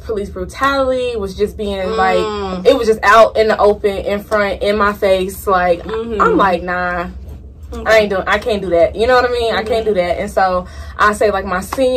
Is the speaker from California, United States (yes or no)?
no; Chicago, Illinois, United States; Chicago, South Side